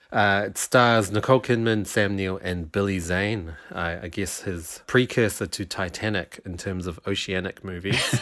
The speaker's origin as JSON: {"language": "English", "region": "Wellington", "country": "New Zealand", "also_born_or_lived": "South Island, New Zealand", "moved": "yes", "said": "I'm, I'm from Wellington, which is in the North Island, and for a while in my childhood, I lived two years in the South Island."}